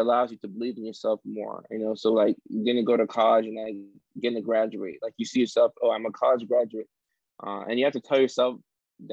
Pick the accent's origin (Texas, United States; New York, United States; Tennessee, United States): Tennessee, United States; Nashville; moved away as an adult; also born or lived in Ghana / Norway / Virginia / Orange County, California; now in Los Angeles, United States; we moved from Norway to Nashville, Tennessee, like the inner city, the project